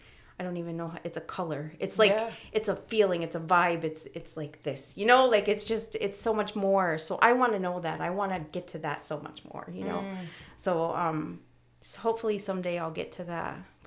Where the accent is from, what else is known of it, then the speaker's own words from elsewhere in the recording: Syracuse, New York, United States; also born or lived in Utica / Florida / Indiana / Georgia; I was born in Syracuse, and then I went to Utica, and then I went to Florida, and then I went to Indiana, and then I went to Georgia. And then I came back and I was 10 or 11.